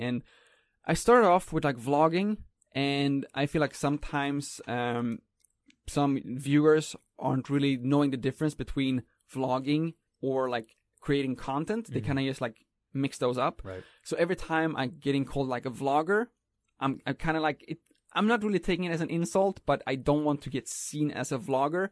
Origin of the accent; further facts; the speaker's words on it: Sweden; moved away as an adult; now in Taiwan; me growing up in Sweden